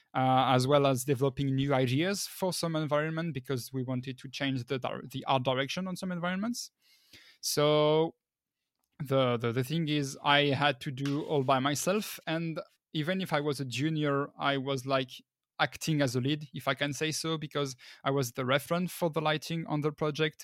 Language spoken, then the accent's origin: English; northern France, France; now in Paris, France; I'm originally from the north of France, but right now I'm working at Dortnod in Paris